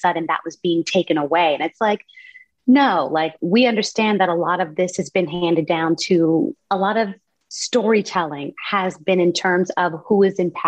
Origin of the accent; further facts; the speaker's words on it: California, United States; I grew up in California